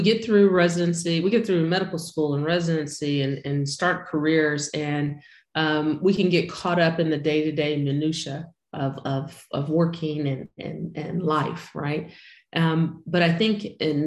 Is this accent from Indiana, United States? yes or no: no; Houston, Texas, United States; I'm from Houston, Texas.